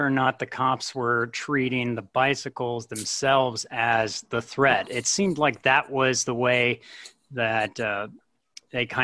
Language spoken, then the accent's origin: English; Salem, Oregon, United States; I'm from Salem uh, originally